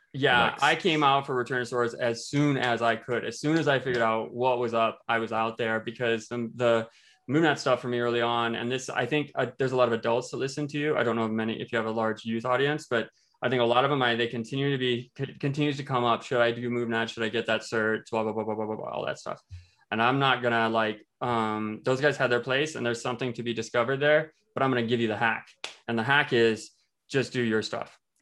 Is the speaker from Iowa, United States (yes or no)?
yes; Iowa, United States; moved away as an adult; now in Fort Collins, United States; I just moved from the Midwest. I come from Iowa.